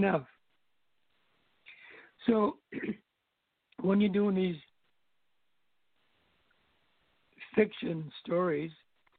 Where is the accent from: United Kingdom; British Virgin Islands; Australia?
British Virgin Islands; I said, I'm from Virgin Islands.